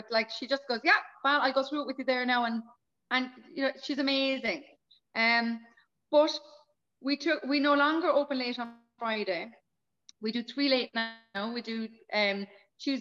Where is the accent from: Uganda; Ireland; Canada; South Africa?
Ireland; Cork, Munster; I'm Cork City. I'm a Cork City girl.